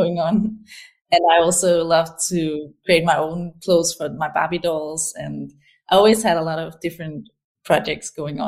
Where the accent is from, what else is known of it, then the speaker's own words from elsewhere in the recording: Aarhus, Central Denmark Region, Denmark; I grew up in a city called Aarhus in Denmark. It's the second biggest city here